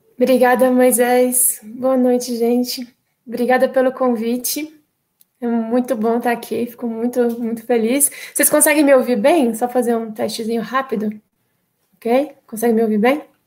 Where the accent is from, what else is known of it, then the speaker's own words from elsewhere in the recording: Brasília, Federal District, Brazil; eu sou brasiliense, infelizmente nascida e criada aqui